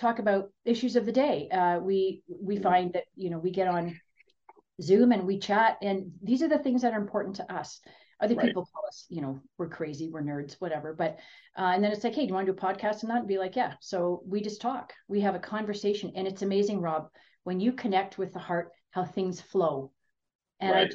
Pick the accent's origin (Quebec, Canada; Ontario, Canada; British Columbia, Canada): Ontario, Canada; moved away as an adult; now in Kelowna, Canada; I'm from Ontario.